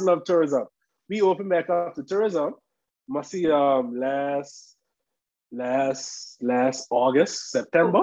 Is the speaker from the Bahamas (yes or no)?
yes; Bahamas